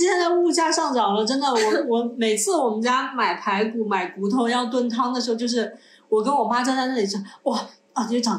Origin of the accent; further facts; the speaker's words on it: Guangdong, China; 因为从小在这边长大，所以我我也会讲广东话嘛。